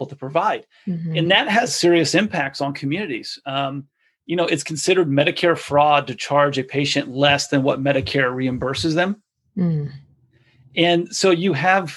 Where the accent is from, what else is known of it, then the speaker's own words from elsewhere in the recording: United States; as an American consumer